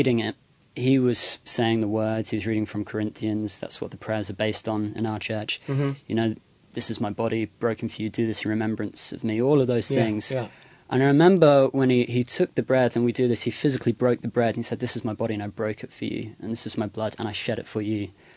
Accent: Dover, South East England, United Kingdom; moved away as an adult; also born or lived in Birmingham, England; I was born in Birmingham in the middle of England. And then when I was six, we moved to Dover.

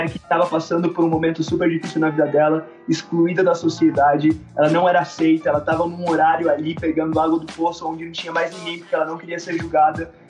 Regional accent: São Paulo, Brazil; moved away as an adult; now in Quito, Ecuador; eu nasci no Brasil. Sim. Minha, minha mãe é do Brasil. Eu nasci em São Paulo e cresci em São Paulo e depois, quando eu tinha 18 anos, eu comecei a ser missionário em tempo integral.

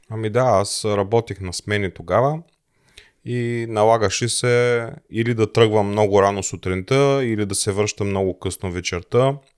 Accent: Plovdiv, Plovdiv Province, Bulgaria; moved away as an adult; now in Germany; Аз съм роден в Пловдив, съпругата ми е родена в Смолян

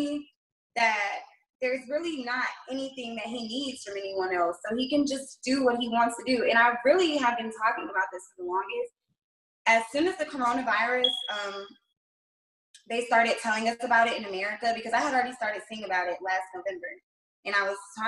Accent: Macon, Georgia, United States; I'm from Macon, Georgia.

